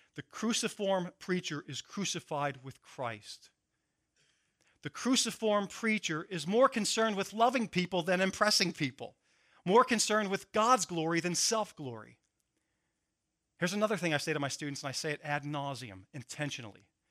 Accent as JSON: {"language": "English", "town": "Philadelphia", "region": "Pennsylvania", "country": "United States", "said": "I'm from Philadelphia"}